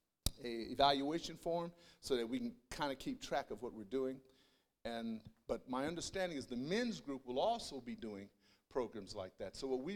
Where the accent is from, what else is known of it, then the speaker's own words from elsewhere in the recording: Denver, Colorado, United States; born there; First of all … I was born in Denver, Colorado, educated at the University of Colorado, and did my master's of systematic theology at Denver Seminary.